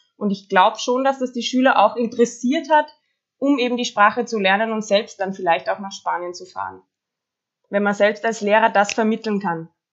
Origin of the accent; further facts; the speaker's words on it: Austria; ich bin aus Österreich